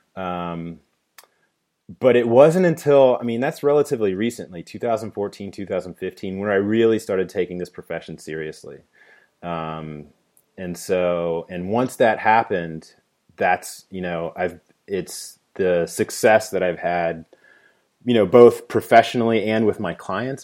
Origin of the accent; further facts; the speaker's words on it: Dayton, Ohio, United States; moved away as an adult; also born or lived in Washington D.C.; moved back to my hometown in Dayton, Ohio